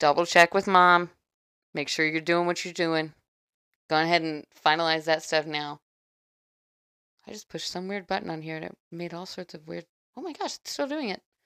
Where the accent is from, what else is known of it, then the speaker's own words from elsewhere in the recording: Texas, United States; now in Florida, United States; I'm Texan